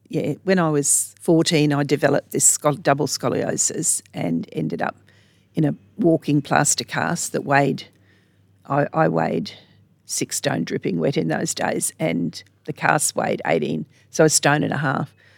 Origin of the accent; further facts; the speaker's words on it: Sydney, New South Wales, Australia; now in Charters Towers, Australia; I grew up in Sydney